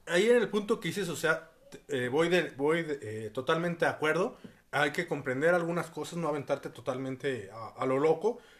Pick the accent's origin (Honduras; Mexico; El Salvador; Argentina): Mexico; como buen mexicano